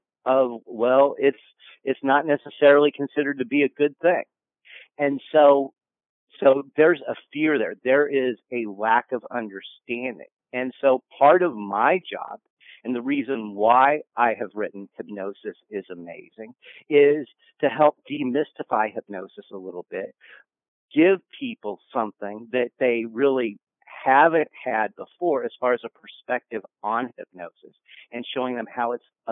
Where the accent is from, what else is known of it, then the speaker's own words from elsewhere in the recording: Kansas, United States; moved away; I'm originally from Kansas. As a result, I was told that it was my patriotic duty as a Kansan to watch The Wizard of Oz growing up 987 times